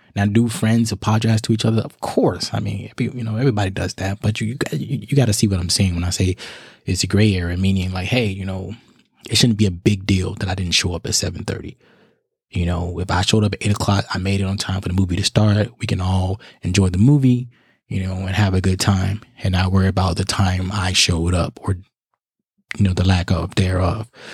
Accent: Chicago, Illinois, United States; now in South Carolina, United States; I'm in South Carolina, but my hometown is Chicago, Illinois

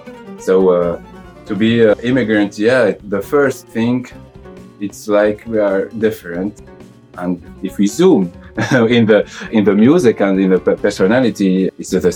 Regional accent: Tunisia; moved away as an adult; also born or lived in Paris, France; now in Brussels, Belgium; I am from Tunisia, and I play oud with … and other projects also. Now I live in Belgium, in Brussels. Before I was in Paris for 6 years also, and before I was in Tunisia

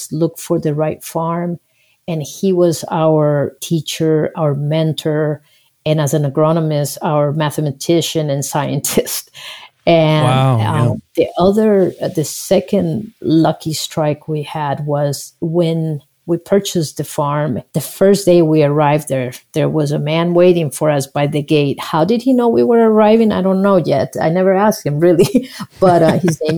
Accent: Costa Rica; English is a second language; moved away; also born or lived in Nebraska, United States; I was born in Costa Rica, and I came to the United States as an exchange student.

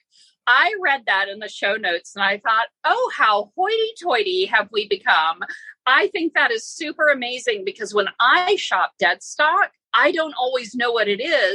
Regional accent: Florida, United States; I grew up in Florida

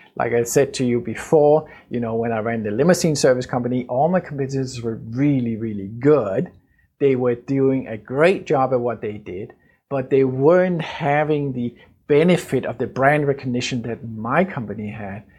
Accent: Denmark; Danish, uh, my home country

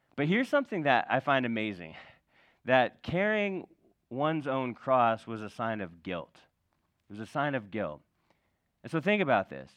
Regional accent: California, United States; we grew up in California

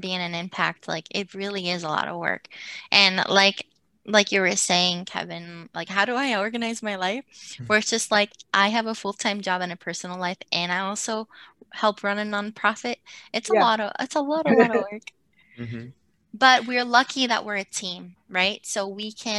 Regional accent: Puerto Rico; now in United States; being born and raised in Puerto Rico, coming to the United States, I grew up in a school district that where I was one of a handful of Latinas

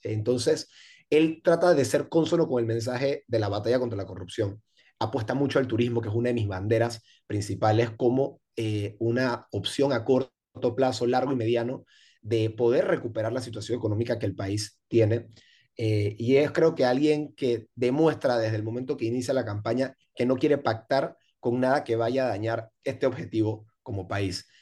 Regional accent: Panama City, Panama; yo crecí en Pueblo Nuevo

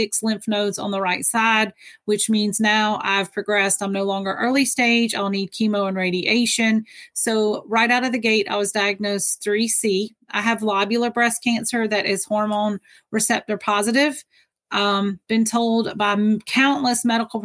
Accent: Georgia, United States; now in New York, United States; I'm originally from Georgia

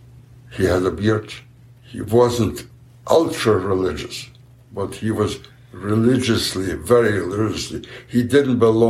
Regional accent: Buchach, Ternopil Oblast, Ukraine; moved away; I was born in Buchach, Poland, which is part today of the Ukraine, the famous Ukraine

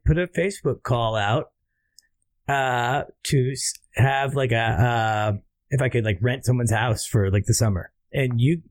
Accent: Oregon, United States; And I lived in Oregon. I was from Oregon.

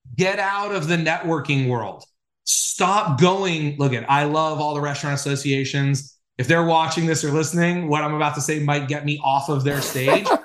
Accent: Los Angeles, California, United States; when I was growing up in Los Angeles

